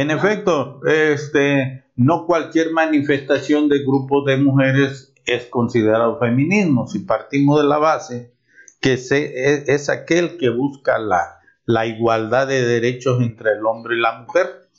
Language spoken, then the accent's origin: Spanish; Mexico; como mexicanos, como abogados